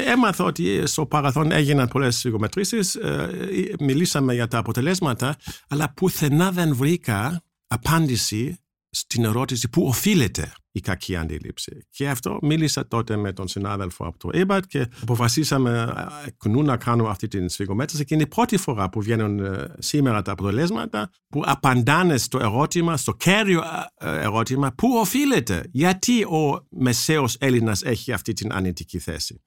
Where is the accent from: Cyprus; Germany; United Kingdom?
Germany; now in Greece; εγώ που ζω στην Ελλάδα ως Γερμανός